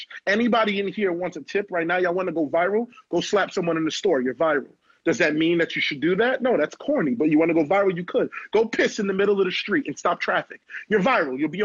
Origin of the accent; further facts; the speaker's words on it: New York City, New York, United States; I'm from Canarsie, Brooklyn, the Floss